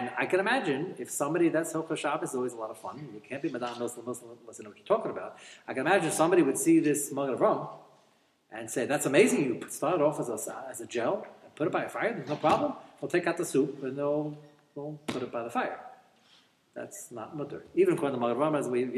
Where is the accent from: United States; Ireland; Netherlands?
United States; as I grew up in America